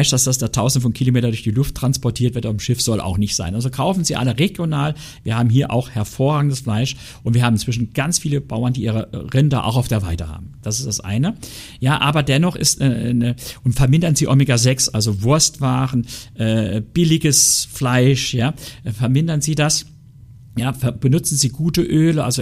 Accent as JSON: {"language": "German", "region": "Saarland", "country": "Germany", "said": "Also ich sage Ihnen ganz ehrlich, ich bin ein echter Saarländer und ein Saarländer isst ab und zu ein Stück Diona."}